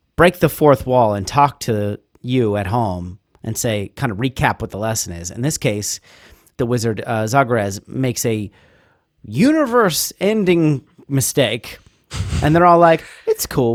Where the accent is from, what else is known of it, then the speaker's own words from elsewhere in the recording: Ohio, United States; I'm, I'm from Ohio